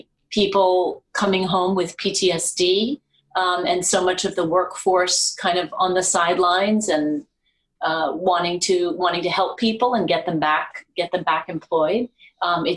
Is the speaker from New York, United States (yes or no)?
yes; New York City, New York, United States; I am a New Yorker